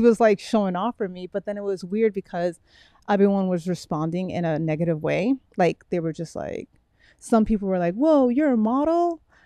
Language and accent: English; Miami, Florida, United States; also born or lived in Brooklyn, New York; I was raised in Miami